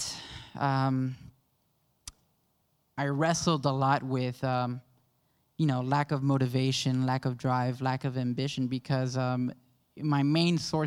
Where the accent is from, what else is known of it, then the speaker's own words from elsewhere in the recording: Miami, Florida, United States; born and raised in Miami. I'm a Miami native. My background, though, is Cuban-Panamanian